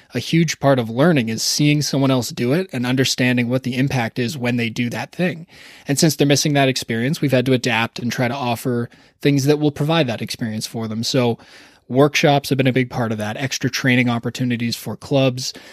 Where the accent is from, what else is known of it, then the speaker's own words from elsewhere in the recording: Toronto, Ontario, Canada; growing up in Toronto